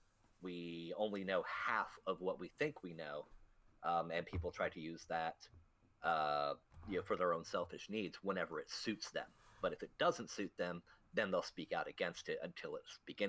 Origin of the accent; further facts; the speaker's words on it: United States; Yeah, I'll do what I want because I'm American.